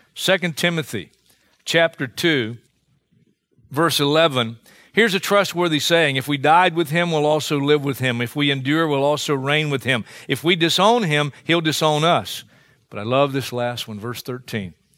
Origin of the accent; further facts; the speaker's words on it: Hartsville, South Carolina, United States; my hometown of Hartsville, South Carolina